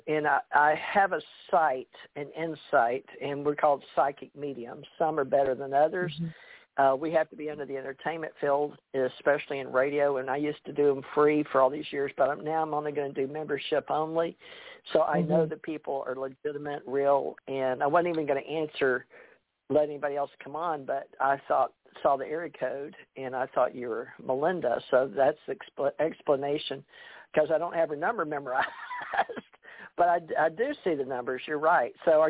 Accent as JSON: {"language": "English", "town": "Monroe", "region": "Louisiana", "country": "United States", "tie": "born there", "lives_now": "Beaver Dam, United States", "said": "I'm from the South. I was born in Monroe, Louisiana, but when I traveled the world I was government trained, and I didn't have any accent. But I've lived the last 20 years in Beaver Dam, Kentucky"}